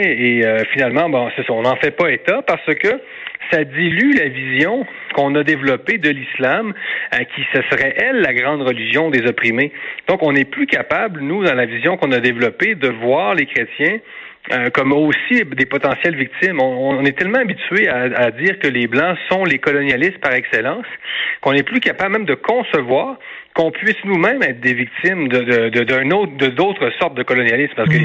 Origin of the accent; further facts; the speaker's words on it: Quebec, Canada; notre métropole euh, québécoise